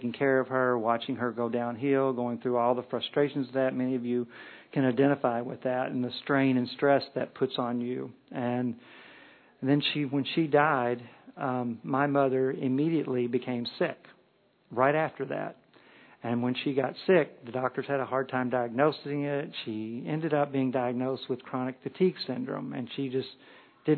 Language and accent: English; Kentucky, United States; We're from Kentucky.